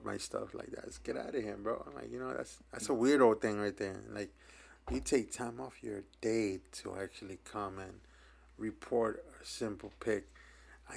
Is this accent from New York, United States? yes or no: yes; New York, United States; we're from New York, so we grow up different than other places